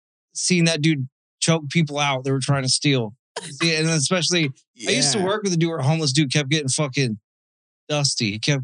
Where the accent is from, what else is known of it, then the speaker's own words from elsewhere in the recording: Arizona, United States; because I'm from Arizona originally